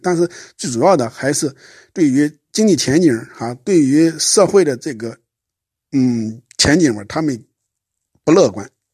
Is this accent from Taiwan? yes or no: no; China; 相对于我们中国人来说